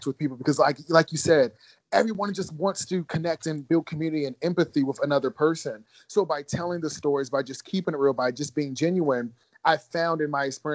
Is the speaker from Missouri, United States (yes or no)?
no; Ohio, United States; moved away as an adult; also born or lived in Georgia; I also went to school in Georgia, even though I grew up in Ohio